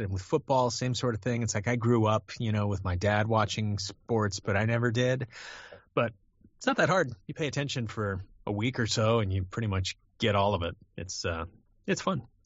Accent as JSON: {"language": "English", "region": "California", "country": "United States", "tie": "born or raised there", "said": "I grew up in California"}